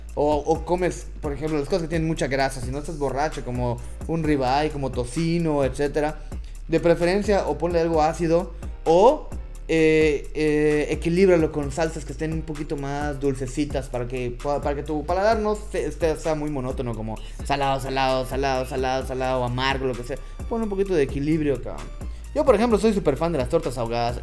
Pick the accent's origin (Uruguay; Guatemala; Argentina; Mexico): Mexico; nosotros como mexicanos sabemos